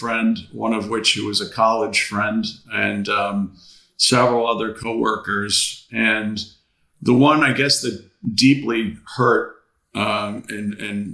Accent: Long Island, New York, United States; now in West Palm Beach, United States; growing up in Long Island and New York

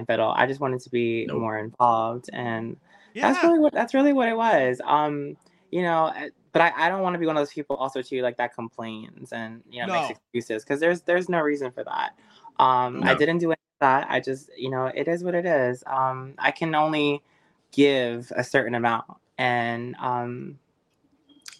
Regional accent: New Jersey, United States; we're both from Jersey

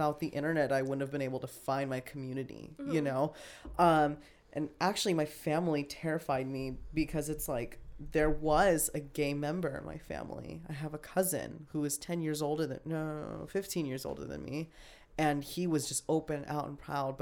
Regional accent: Las Vegas, Nevada, United States; I grew up in Las Vegas

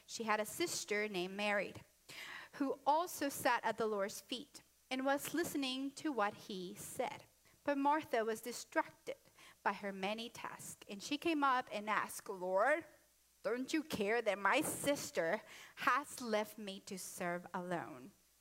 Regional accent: Honduras; I'm Latino from Honduras

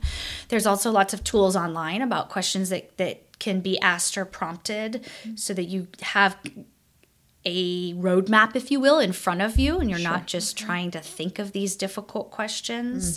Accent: Kansas City, United States; moved away as an adult; also born or lived in Omaha, Nebraska; now in Springfield, United States; I I grew up in Kansas City. My parents are still in Kansas City

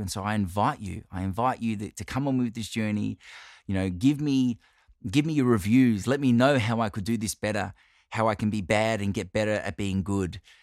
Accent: Australia; I'm Italian Australian

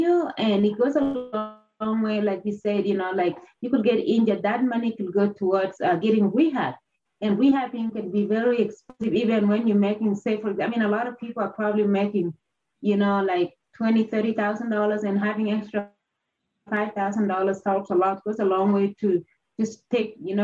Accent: Kenya; moved away; growing up in Kenya, where a lot of people pursued running

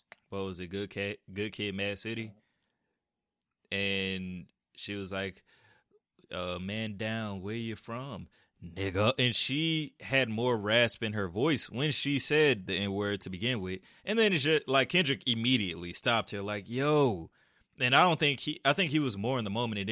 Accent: Atlanta, Georgia, United States; I'm from Atlanta

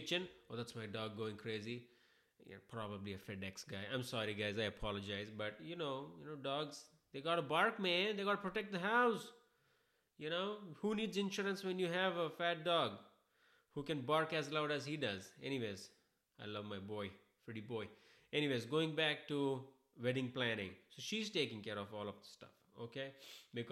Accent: Hyderabad, Telangana, India; moved away; I am an Indian guy. I am from Hyderabad

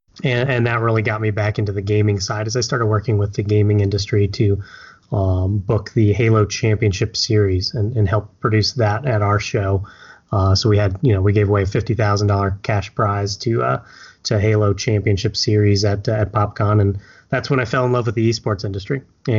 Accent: Indianapolis, Indiana, United States; also born or lived in Japan; So, I was actually a Navy brat, so I was born in Japan, but moved over here to the States with my mother while she was in the Navy. So I moved around a lot as a kid. But ultimately, settled here in Indianapolis, which is currently my home

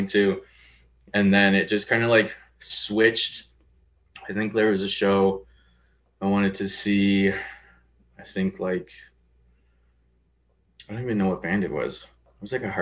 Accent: St. Catharines, Ontario, Canada; I grew up in Port Dalhousie, so it's like pretty nice like suburbs

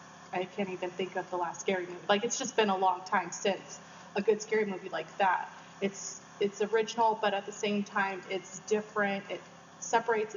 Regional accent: San Diego, California, United States; I was born and raised in San Diego.

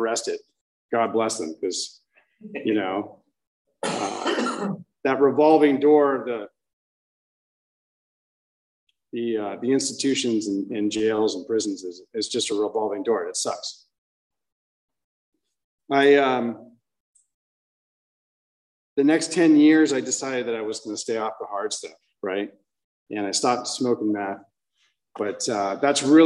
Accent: Orange County, California, United States; I grew up in Orange County at a young age.

